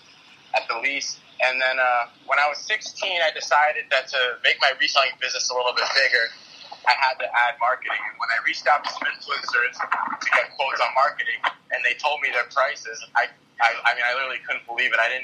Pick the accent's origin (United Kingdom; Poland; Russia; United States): United States; Las Vegas, Nevada; born and raised in Las Vegas